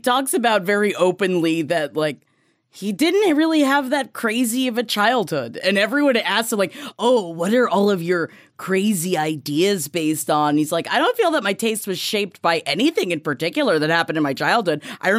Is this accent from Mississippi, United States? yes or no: no; Queens, New York, United States; we grew up in Queens, so we grew up next to the project